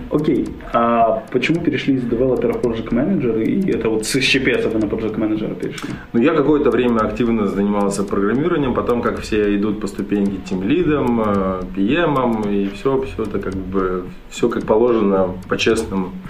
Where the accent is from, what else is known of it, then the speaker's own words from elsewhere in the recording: Russia; А, только я вообще родом не из Санкт-Петербурга, а из э, небольшого военного городка между Свердловском и Челябинском.